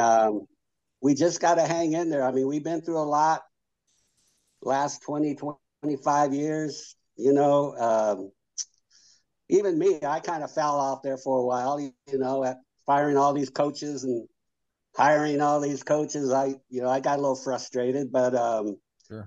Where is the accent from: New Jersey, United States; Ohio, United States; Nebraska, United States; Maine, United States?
Nebraska, United States; Lincoln; I was born and raised here in Lincoln. You know, I was six blocks from the from campus. Lived here all my life